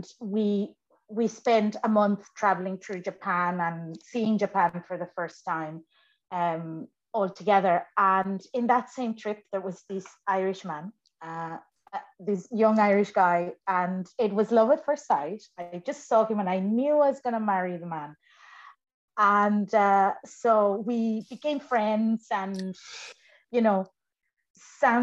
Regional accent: Mexico; English is a second language; moved away as an adult; now in Ireland; So I was born in Mexico, born and raised in Mexico

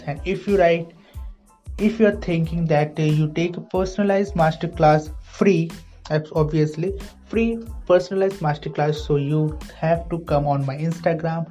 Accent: India; I'm an Indian writer and author

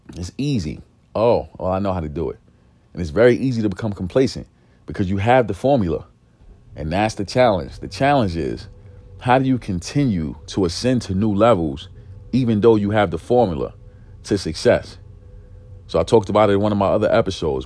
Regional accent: New York City, New York, United States; growing up in East New York, growing up in a single parent home

